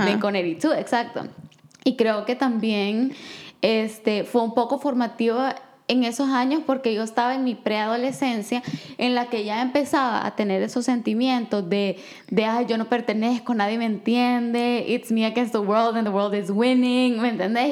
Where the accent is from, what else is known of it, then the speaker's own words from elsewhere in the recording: El Salvador; yo crecí en El Salvador